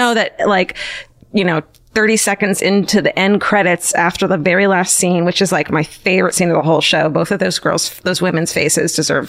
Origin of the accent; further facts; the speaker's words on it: Orange County, California, United States; it did make me happy to be from fucking blessed all Orange County for the first time in my life.